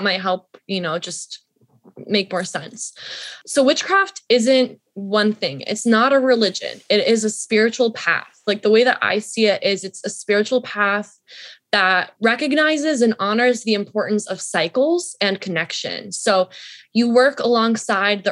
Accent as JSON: {"language": "English", "town": "Atlanta", "region": "Georgia", "country": "United States", "tie": "born or raised there", "said": "I grew up in Atlanta"}